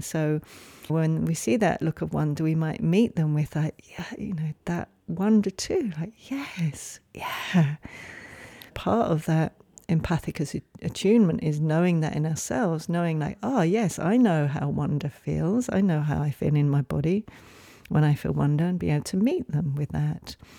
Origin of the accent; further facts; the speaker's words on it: England, United Kingdom; moved away; I grew up in England